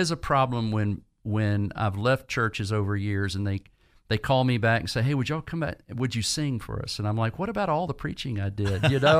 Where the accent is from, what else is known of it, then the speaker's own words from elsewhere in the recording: Virginia, United States; But during college in Virginia, I grew up primarily in Virginia, felt a sense of call towards ministry.